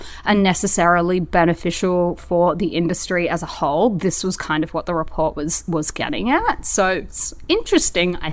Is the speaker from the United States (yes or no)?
no; Brisbane, Queensland, Australia; moved away; Brisbane, in case you don't know already, is actually where I was born. It's my hometown.